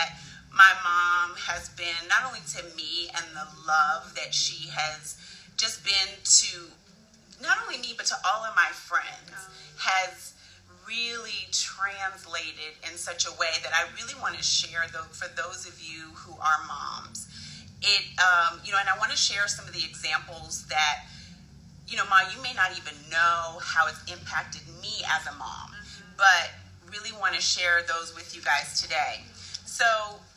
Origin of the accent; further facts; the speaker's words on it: Santa Barbara, California, United States; moved away; I grew up in Santa Barbara, California, and so I am here back in my old stomping ground